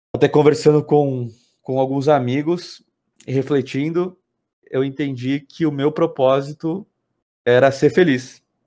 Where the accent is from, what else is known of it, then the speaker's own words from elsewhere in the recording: Sorocaba, São Paulo, Brazil; also born or lived in São Bernardo do Campo; eu fui, criado aqui na cidade. Eu, eu, sou nascido em São Bernardo do Campo, mas vim para Sorocaba quando eu tinha um ano, então me considero um sorocabano